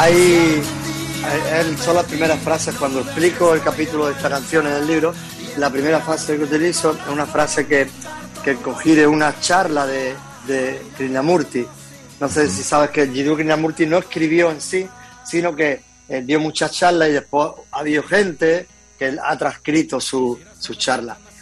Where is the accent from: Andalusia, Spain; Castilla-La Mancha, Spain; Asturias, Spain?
Andalusia, Spain; Loja; moved away as an adult; now in Málaga, Spain; Soy de un pueblecito, nacido en Loja, que es un pueblecito de, de Granada. Después me vine a Málaga hasta los cuatro años y por motivo de trabajo de mi padre y después volví a Granada